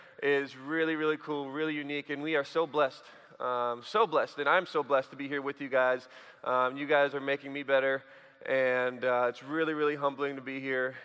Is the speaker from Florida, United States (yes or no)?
no; Sheboygan, Wisconsin, United States; I grew up in Sheboygan, Wisconsin